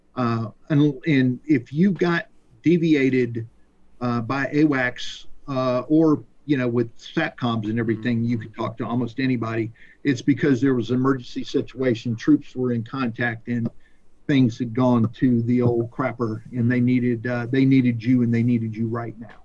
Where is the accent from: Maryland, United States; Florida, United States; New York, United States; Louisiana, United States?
Florida, United States; Pensacola; I grew up in Pensacola, which is where Naval Aviation uh, was born